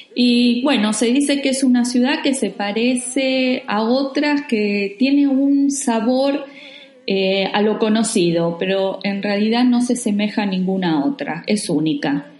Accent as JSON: {"language": "Spanish", "country": "Argentina", "also_born_or_lived": "Buenos Aires", "said": "Somos dos amigas argentinas que actualmente estamos viviendo en Buenos Aires"}